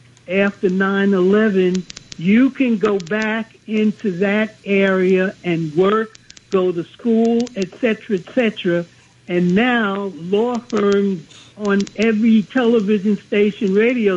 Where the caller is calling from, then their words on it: New York City, New York, United States; I'm calling from Brooklyn, New York.